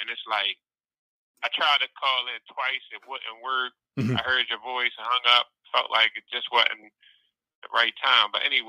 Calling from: Baltimore, Maryland, United States; from Baltimore.

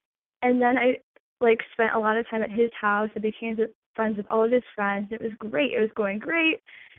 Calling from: Michigan, United States; I'm 21, and I'm calling from Michigan.

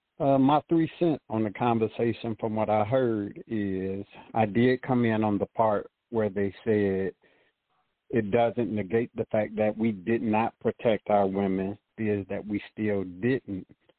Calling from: Petersburg, Virginia, United States; I'm calling from Petersburg, Virginia.

